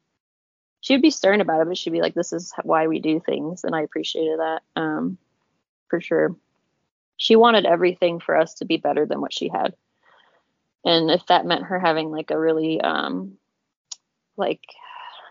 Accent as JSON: {"language": "English", "town": "Murray", "region": "Utah", "country": "United States", "tie": "born or raised there", "said": "I was born in 94 in Murray, Utah."}